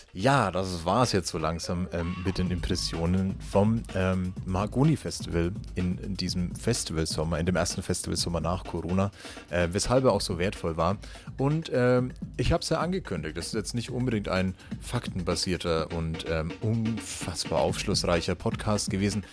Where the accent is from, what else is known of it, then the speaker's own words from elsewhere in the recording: Nuremberg, Bavaria, Germany; bei uns in Nürnberg